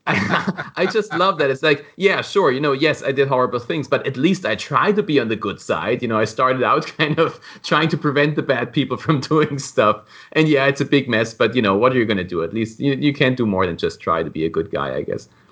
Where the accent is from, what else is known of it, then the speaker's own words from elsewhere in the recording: Germany; moved away as an adult; now in Florida, United States; I was born in Germany, but I've been living in Florida for the last seven years.